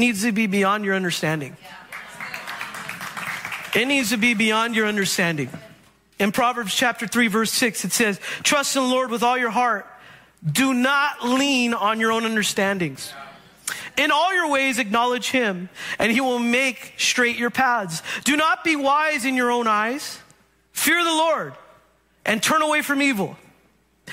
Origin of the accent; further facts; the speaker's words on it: Bay Area, California, United States; I grew up in the Bay Area